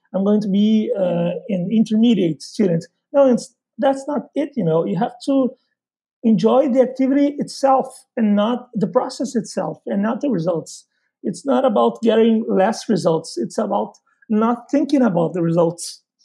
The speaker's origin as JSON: {"language": "English", "town": "Porto Alegre", "region": "Rio Grande do Sul", "country": "Brazil", "second_language": "English", "said": "I'm from Porto Alegre, which is in southern Brazil"}